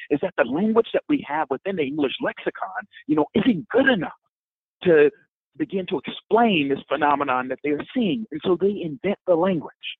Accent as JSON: {"language": "English", "town": "Detroit", "region": "Michigan", "country": "United States", "tie": "born or raised there", "said": "my hometown, Detroit"}